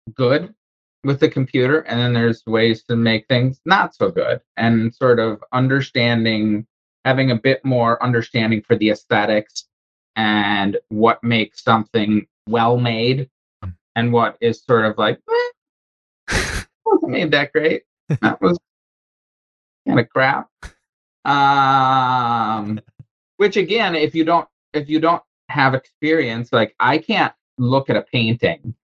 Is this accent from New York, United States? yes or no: no; Wisconsin, United States; now in Charleston, United States; I'm from Wisconsin, currently living in Charleston.